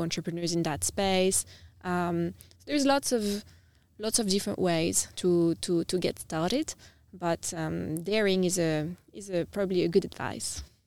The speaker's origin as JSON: {"language": "English", "town": "Nice", "region": "Provence-Alpes-Côte d'Azur", "country": "France", "tie": "born or raised there", "also_born_or_lived": "United Kingdom / Vietnam", "moved": "as an adult", "lives_now": "Adelaide, Australia", "said": "so I'm from the south of France. I'm from a town called Nice, which is on the coast. Um, yeah, I've grow, I've grown up in, I've grown up in France"}